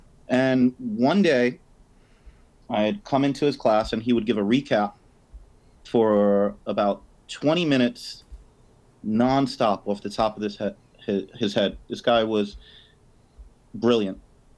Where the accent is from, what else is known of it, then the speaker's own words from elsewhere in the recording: New York, United States; Born and raised in New York, yes.